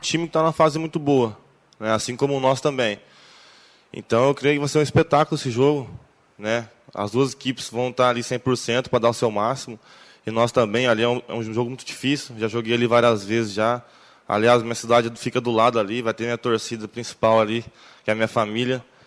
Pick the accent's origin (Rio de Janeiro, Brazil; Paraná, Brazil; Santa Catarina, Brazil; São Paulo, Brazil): Paraná, Brazil; moved away; eu sou paranaense